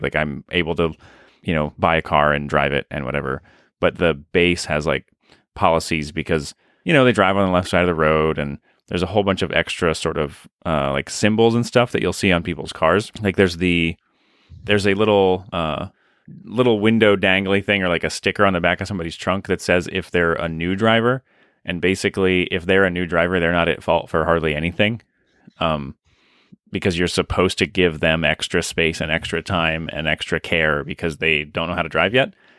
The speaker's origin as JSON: {"language": "English", "country": "United States", "said": "as an American"}